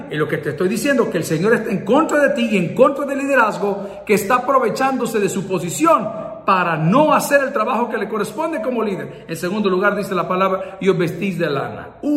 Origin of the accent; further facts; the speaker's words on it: San Salvador, El Salvador; born there; Soy indio, soy salvadoreño, 100%. Nacimos aquí en San Salvador, en el Hospital Ginecológico, el 22 de enero de 1969, a la 1.05 de la mañana.